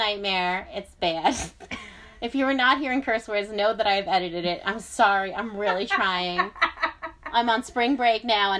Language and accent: English; New York, United States; I'm American, and I'm always from New York.